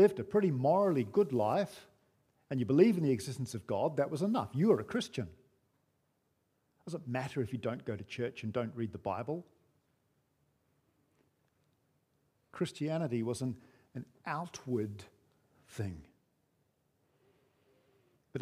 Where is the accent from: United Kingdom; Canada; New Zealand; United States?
New Zealand; moved away; growing up in New Zealand